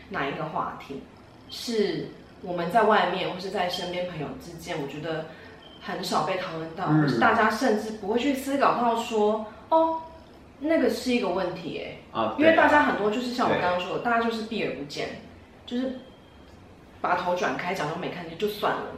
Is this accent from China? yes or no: no; Taiwan; 但我就是我觉得我在亚洲在台湾出生长大。我觉得我的个性跟我的外形，嗯，甚至我的肤色，都不是传统台湾人喜欢的样子。